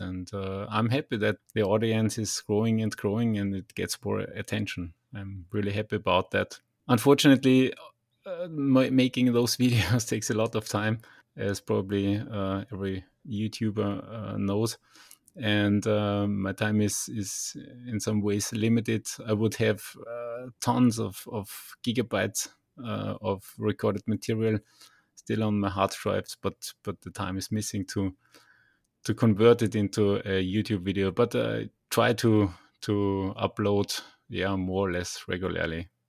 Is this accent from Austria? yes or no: yes; Linz, Upper Austria, Austria; back in Linz, where we, my hometown is